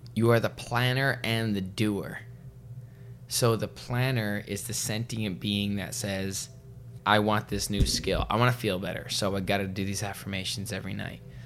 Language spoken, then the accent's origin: English; Vancouver, British Columbia, Canada; where I grew up in Vancouver